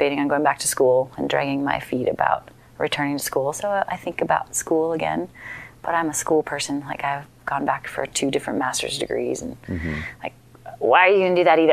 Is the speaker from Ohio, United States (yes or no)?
no; Minnesota, United States; now in Estes Park, United States; I grew up in Minnesota